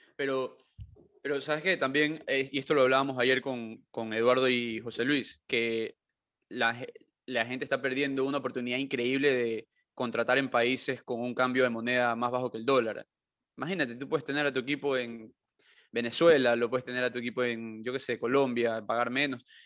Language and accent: Spanish; Ecuador; ser latino, pero como que ecuatoriano